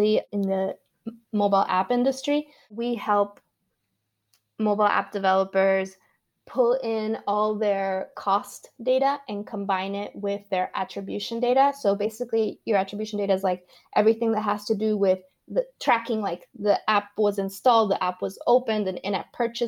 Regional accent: Caracas, Capital District, Venezuela; moved away as an adult; I was born and grew up in Venezuela until I was 18

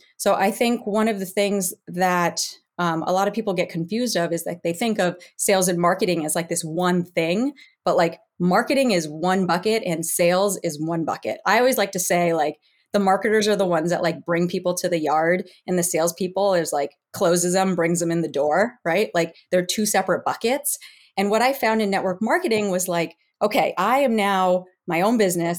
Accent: Western Massachusetts, United States; also born or lived in Northern California; now in Southern Florida, United States; I grew up in Western Mass

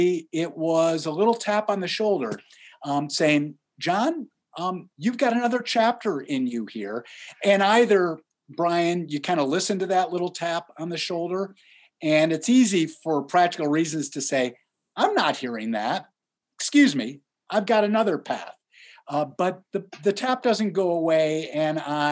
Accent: Buffalo, New York, United States; moved away as an adult; also born or lived in Ohio / Massachusetts / Glenview, Illinois; I grew up in Buffalo, New York

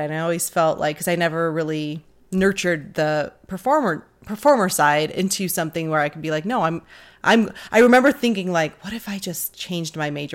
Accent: Detroit, Michigan, United States; born or raised there

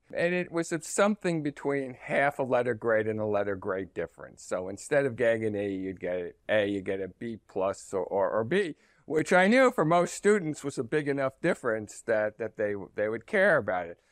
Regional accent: New Jersey, United States; I was born in New Jersey and my, um, and most of my family lived in the New York metropolitan area

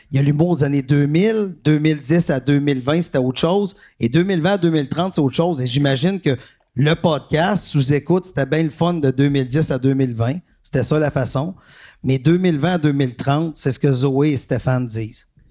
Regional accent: Quebec, Canada; on est Québécois

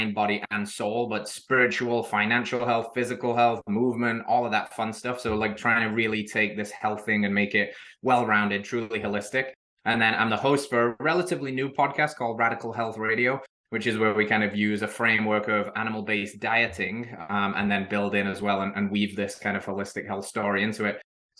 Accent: England, United Kingdom; now in Middle Tennessee, United States; but she's American and I'm English. So there's issues with long distance.

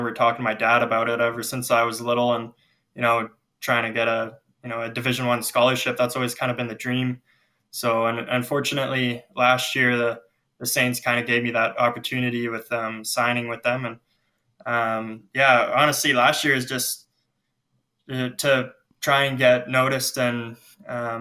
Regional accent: Lethbridge, Alberta, Canada; I grew up in Lethbridge

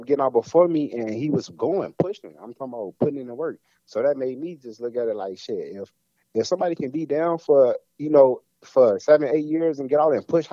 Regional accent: Los Angeles, California, United States; I'm from, right down the street from Compton

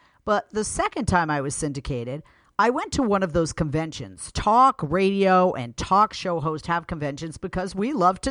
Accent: Boston, Massachusetts, United States; moved away as an adult; also born or lived in Miami, Florida / San Francisco / New York / Milwaukee, Wisconsin; now in Los Angeles, United States; I started my career in Miami, Florida. I'm originally from Boston

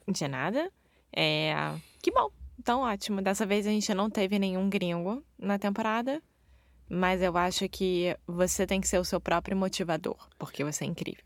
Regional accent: Rio de Janeiro, Brazil; moved away; Eu sou brasileira, carioca do Rio de Janeiro

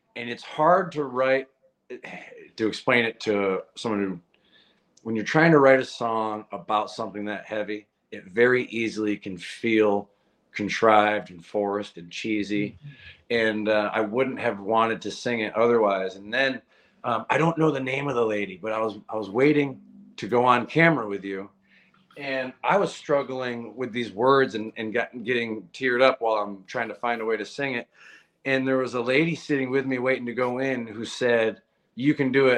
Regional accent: Massachusetts, United States; moved away as an adult; also born or lived in Nashville; I'm originally from Massachusetts. In the beginning of my career, I would drive down from Massachusetts to Nashville

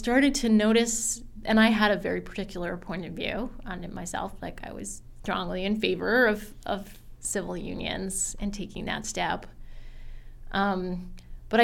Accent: Vermont, United States; I had a lot of pride growing up in the idea of being a fourth, fifth, sixth, seventh generation Vermonter.

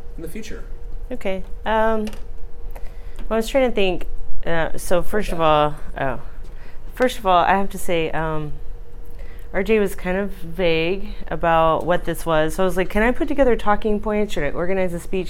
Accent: Brownwood, Texas, United States; moved away as an adult; also born or lived in Pennsylvania / Florida; now in Youngstown, United States; I grew up in Central Texas. I grew up in a town called Brownwood, Texas, which claims to be the heart of Texas.

